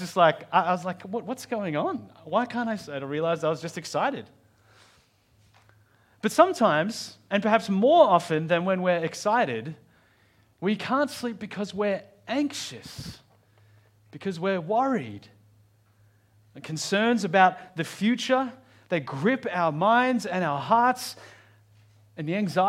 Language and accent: English; Australia; I don't really know how you'd pronounce that as an Australian.